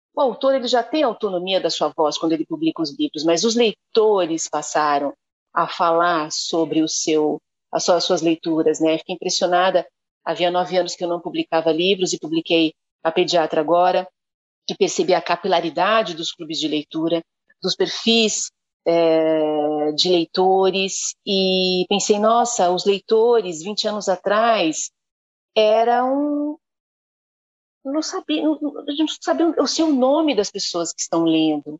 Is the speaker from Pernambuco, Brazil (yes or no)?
no; São Bernardo do Campo, São Paulo, Brazil; foi na escola pública em São Bernardo do Campo, onde eu fui criada, e onde estudei